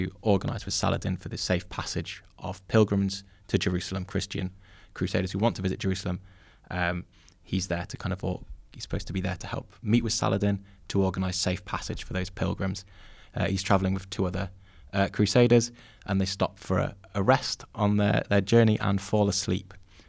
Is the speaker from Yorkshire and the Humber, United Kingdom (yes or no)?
yes; Yorkshire and the Humber, United Kingdom; and as a Yorkshireman, if you like, at the centre of it.